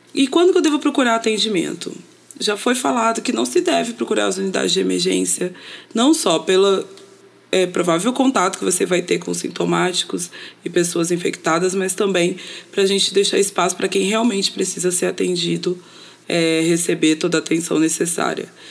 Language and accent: Portuguese; São Paulo, Brazil; now in Niterói, Brazil; sou paulistana, mas moro em Niterói, no Rio de Janeiro